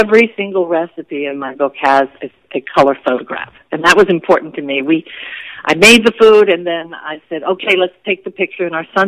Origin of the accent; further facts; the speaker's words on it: Washington, District of Columbia, United States; I was born and raised on Capitol Hill in Washington, D.C.